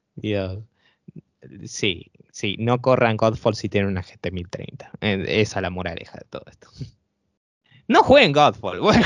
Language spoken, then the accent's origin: Spanish; Argentina; sobre todo en países acá como en Argentina, nosotros no contamos con esos tipos de tarjetas